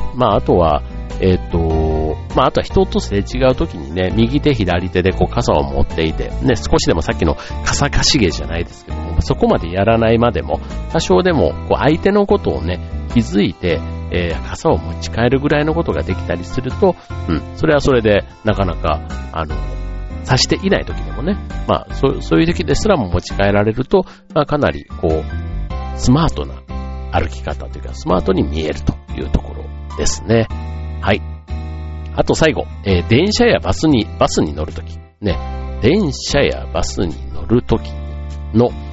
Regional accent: Osaka, Japan; moved away; 僕大阪出身

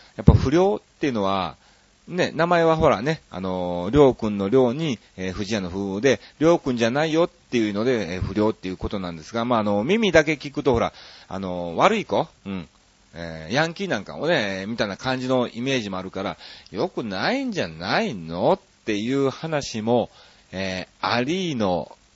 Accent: Kansai, Japan; moved away as an adult; also born or lived in Osaka; now in Tokyo, Japan; 関西人ですから

